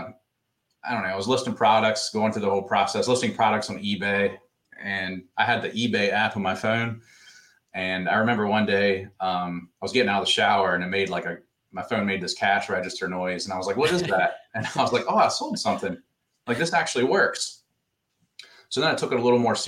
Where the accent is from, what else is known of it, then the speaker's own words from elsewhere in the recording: Martinsburg, West Virginia, United States; moved away as an adult; I grew up in a small town in West Virginia. It's called Martinsburg